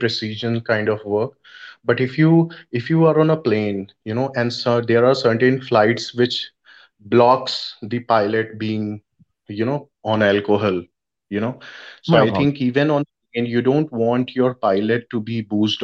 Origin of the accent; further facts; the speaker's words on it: India; I'm from India